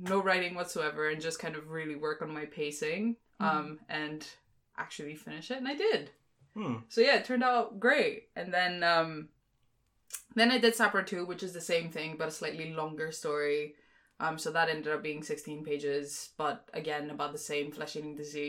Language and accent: English; Greece; moved away as an adult; now in London, United Kingdom; I'm actually originally from Greece, grew up in Greece, but I'm also half Singaporean, and I've lived in London for